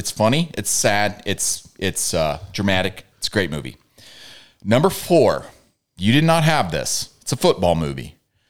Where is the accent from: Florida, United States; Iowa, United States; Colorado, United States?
Iowa, United States; now in Cleveland, United States; I'm from Iowa